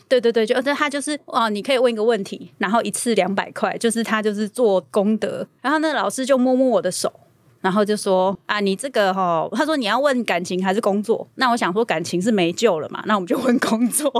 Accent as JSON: {"language": "Chinese", "country": "Taiwan", "said": "我们台湾人这种朴实，然后要靠自己的性格"}